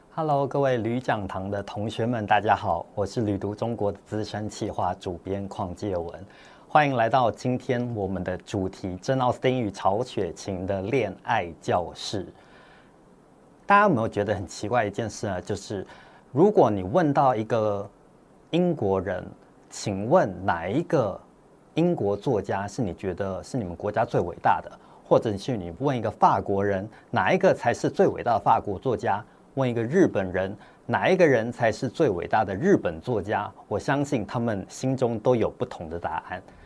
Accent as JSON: {"language": "Chinese", "town": "Taipei", "country": "Taiwan", "tie": "born or raised there", "also_born_or_lived": "Hong Kong", "said": "我这在香港出生的之后呢，我们就全家人一起搬到台北，在台北开始读书生活工作"}